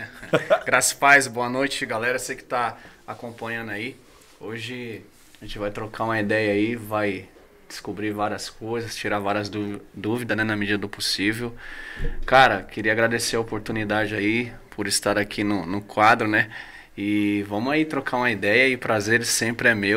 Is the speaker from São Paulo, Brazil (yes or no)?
yes; Guarulhos, São Paulo, Brazil; also born or lived in Itaquaquecetuba; eu era de Guarulhos, e eu já vim de Guarulhos curtindo rap